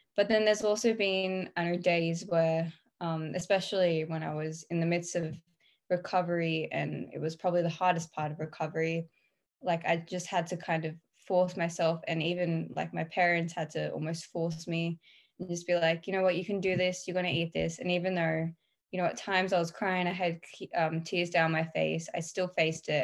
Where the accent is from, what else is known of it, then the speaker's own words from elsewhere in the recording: Australia; I'm 17 and I'm from Australia